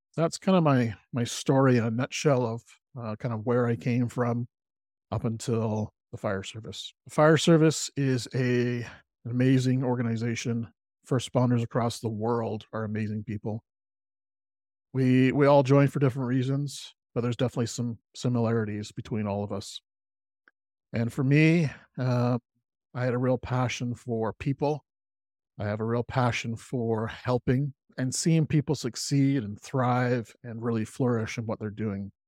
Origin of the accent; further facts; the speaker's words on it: Salt Spring Island, British Columbia, Canada; I grew up on Salt Spring Island, beautiful community, and love living here. Uh, it's a community on the west coast of Canada, uh, in Br-, British Columbia